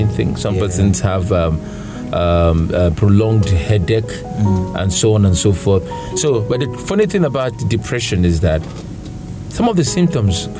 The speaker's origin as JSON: {"language": "English", "country": "Nigeria", "said": "I'm a Nigerian"}